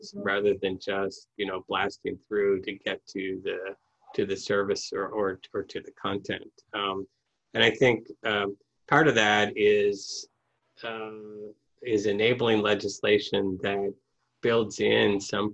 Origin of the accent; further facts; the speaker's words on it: Midwest, United States; I grew up in the Midwest